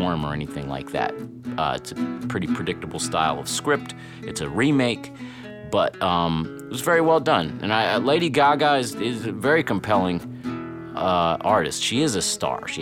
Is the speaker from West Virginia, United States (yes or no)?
no; Cincinnati, Ohio, United States; we grew up together in Cincinnati